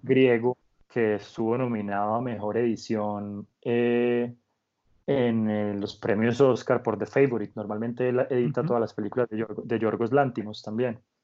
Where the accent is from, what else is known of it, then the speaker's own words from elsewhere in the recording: Colombia; also born or lived in France; como muchos colombianos o muchos jóvenes de mi generación